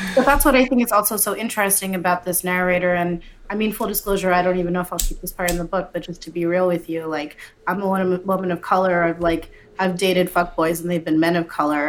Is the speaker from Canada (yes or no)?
yes; Canada; I grew up in Canada, right? I'm Canadian, whatever that means.